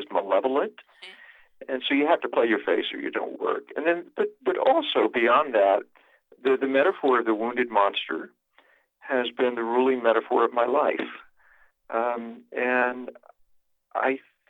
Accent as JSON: {"language": "English", "region": "South Carolina", "country": "United States", "tie": "born or raised there", "said": "I was raised in South Carolina, out in the country among the ruins of old moss-draped plantations"}